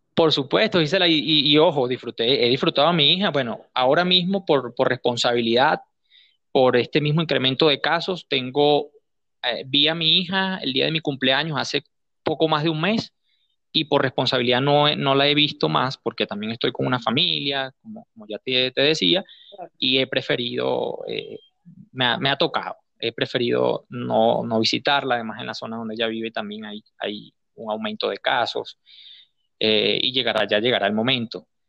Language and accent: Spanish; Guárico, Venezuela; also born or lived in Caracas / Aragua; Nací en Caracas, pero me, he criado toda mi vida, eh, crecí, me formé, en el estado Guárico